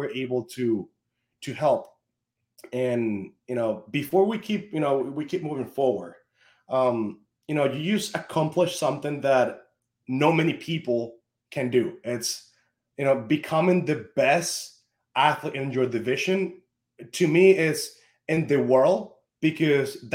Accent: Venezuela; I'm from Venezuela

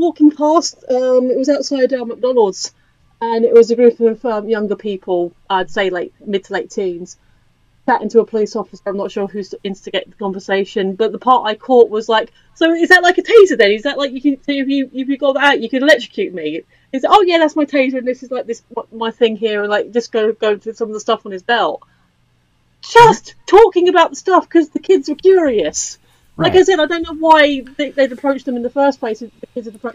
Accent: United Kingdom; this isn't an affected accent. I am a British person living in England

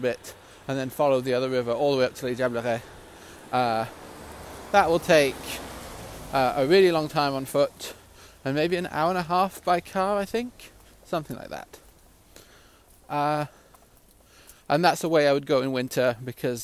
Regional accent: Gryon, Vaud, Switzerland; moved away; I grew up in Switzerland, a small village called Grillon.

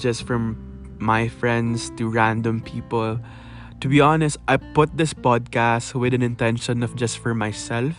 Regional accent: Philippines; English is a second language; I love being a Filipino

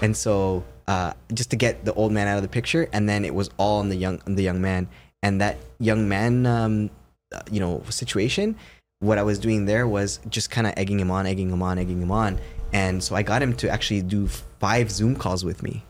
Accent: Toronto, Ontario, Canada; I'm from Toronto.

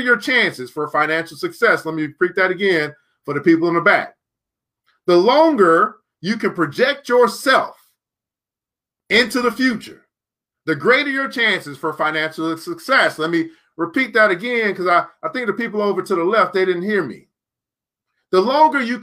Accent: Illinois, United States; out of Chicago. I believe you're from my home state as well

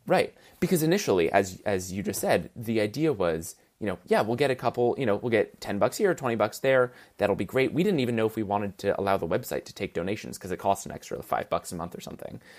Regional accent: New York, United States; born or raised there

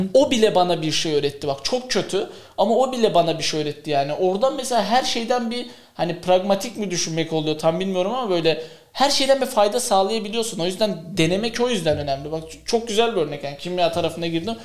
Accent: Kars, Kars Province, Turkey; ben Karslıyım. Ya Karslı bir aileden çıkmış olarak

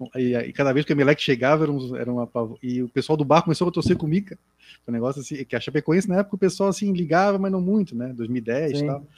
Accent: Florianópolis, Santa Catarina, Brazil; also born or lived in Jardim Atlântico, Florianópolis; eu não sou não sou nativo do Jardim Atlântico, né? eu sou do Sacro Limões

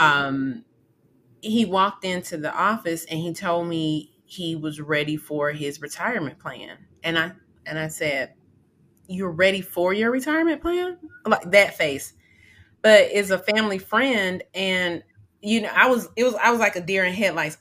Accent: Atlanta, Georgia, United States; I grew up in Atlanta

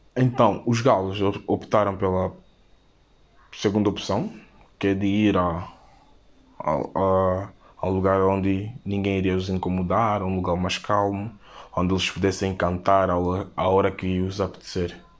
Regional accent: São Tomé & Príncipe; tenho 18 anos e sou de São Tomé e Príncipe

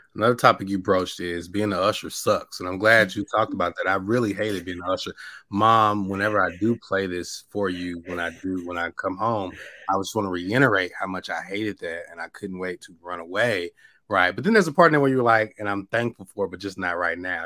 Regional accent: Mississippi, United States; I'm from Mississippi

